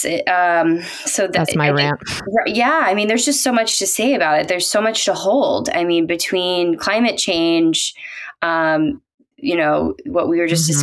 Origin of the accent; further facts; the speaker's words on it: South Carolina, United States; now in Portland, United States; I'm originally from South Carolina